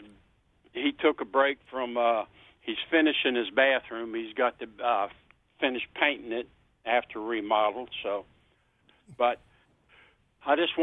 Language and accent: English; Washington, District of Columbia, United States; I was born and raised in Washington D.C. area